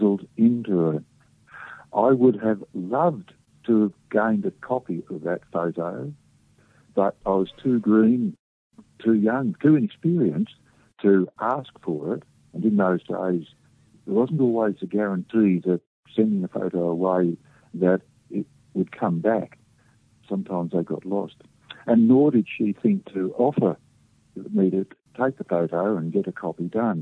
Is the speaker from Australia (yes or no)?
yes; Emerald, Australia; Emerald, which is my hometown